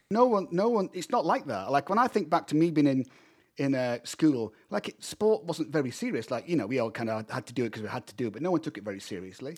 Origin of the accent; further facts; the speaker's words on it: United Kingdom; now in United States; I'm a Brit